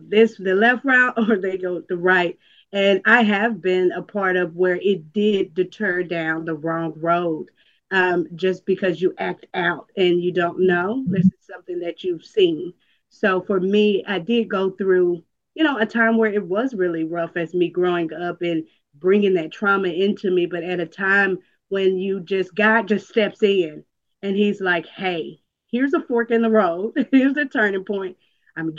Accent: Dallas, Texas, United States; I am from Dallas, Texas

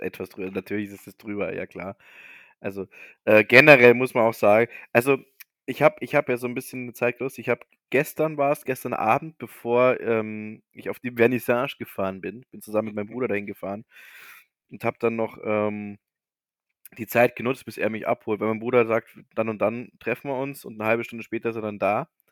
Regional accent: Bavaria, Germany; bei uns in Bayern

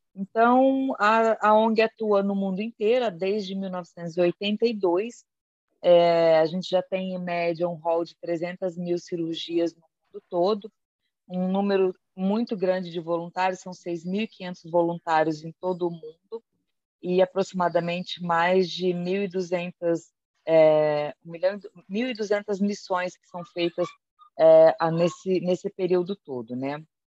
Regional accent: Rio de Janeiro, Brazil; moved away as an adult; also born or lived in São Paulo state; now in Londrina, Brazil; eu nasci no estado do Rio de Janeiro, né? Então eu sou fluminense, na verdade, e fiz faculdade é, no estado do Rio, em Volta Redonda

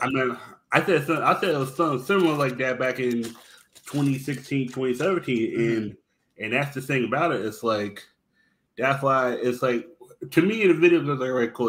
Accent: East Coast, United States; I'm from the East Coast

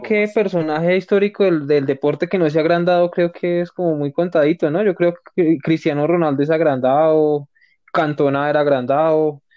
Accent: Colombia; como colombianos

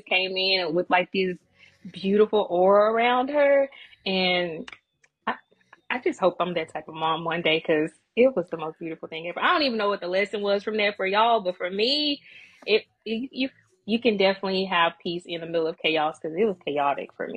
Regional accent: Natchez, Mississippi, United States; moved away; Mississippi. Small town Mississippi. Natchez.

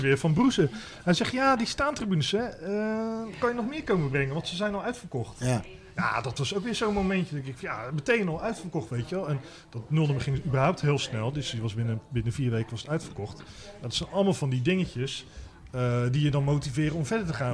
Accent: Rotterdam, South Holland, Netherlands; ik kom zelf van oorsprong uit Rotterdam

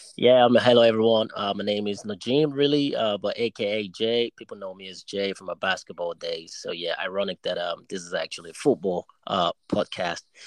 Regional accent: Nigeria; also born or lived in New York, United States; now in United Kingdom; schooled in Nigeria, you know, in my early days.

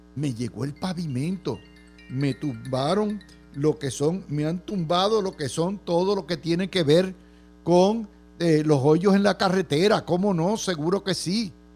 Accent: Puerto Rico; no todos los puertorriqueños somos idénticos

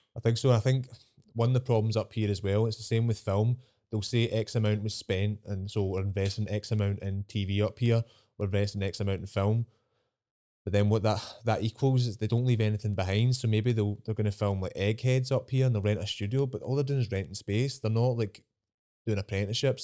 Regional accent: Scotland, United Kingdom; I'm Scottish

